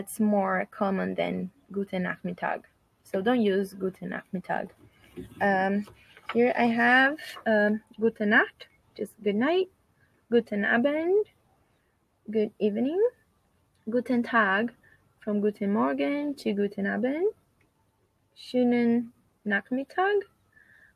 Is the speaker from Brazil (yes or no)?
yes; Brazil; I'm from Brazil